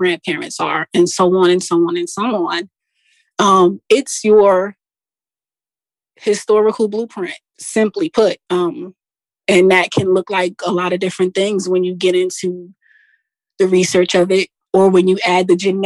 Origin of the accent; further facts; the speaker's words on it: Jersey City, New Jersey, United States; I am a Jersey girl, actually. I was born and raised in Jersey City, New Jersey.